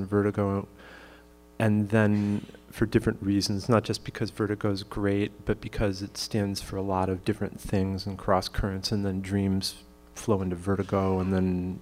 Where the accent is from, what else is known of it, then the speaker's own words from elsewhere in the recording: Pittsfield, Massachusetts, United States; I grew up in Pittsfield, Massachusetts, and so that's in the Berkshires